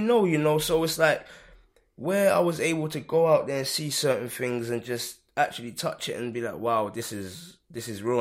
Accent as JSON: {"language": "English", "region": "London", "country": "United Kingdom", "tie": "born or raised there", "said": "I've lived in Hackney all of my life"}